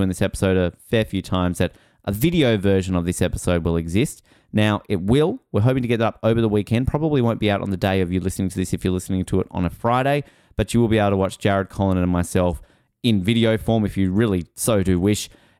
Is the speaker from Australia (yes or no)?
yes; Australia; get excited because as an Australian, I'm going to be getting a Canadian angle in this country